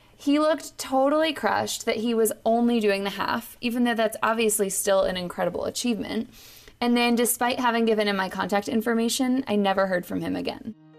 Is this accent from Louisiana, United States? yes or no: no; New York, United States; I was from New York